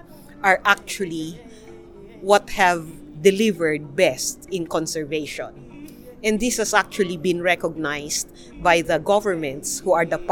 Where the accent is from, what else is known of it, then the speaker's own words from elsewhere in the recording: Cordillera Administrative Region, Philippines; I'm Ibaloy Igorot from the Cordillera, Philippines